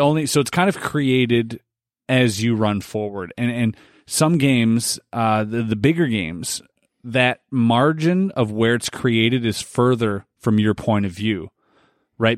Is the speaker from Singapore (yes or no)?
no; Canada; we are Canadian and we have, uh, leaders here